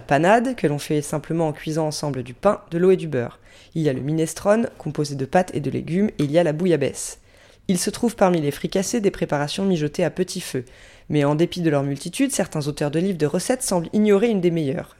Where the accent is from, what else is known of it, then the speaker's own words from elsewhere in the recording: France; je fais partie pour l'instant des durs Français